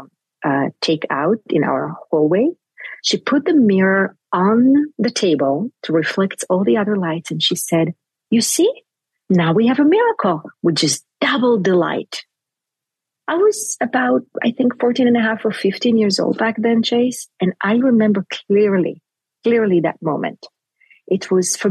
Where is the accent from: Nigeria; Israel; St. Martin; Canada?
Israel; Jerusalem, Jerusalem District; first language Hebrew; English is a second language; I grew up in Jerusalem.